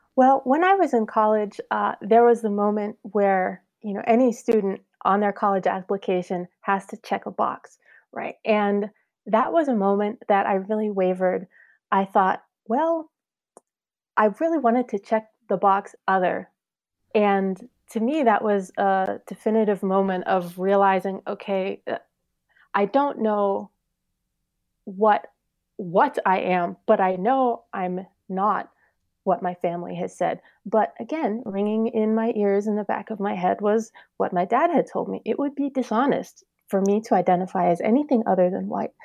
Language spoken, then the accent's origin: English; Pittsburgh, Pennsylvania, United States; we moved to Pittsburgh when I was five, and as soon as I got into kindergarten and first grade